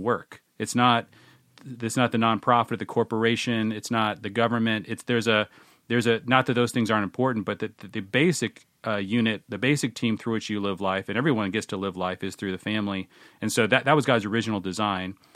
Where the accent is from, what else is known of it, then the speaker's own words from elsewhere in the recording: Seattle, Washington, United States; I grew up in the Seattle area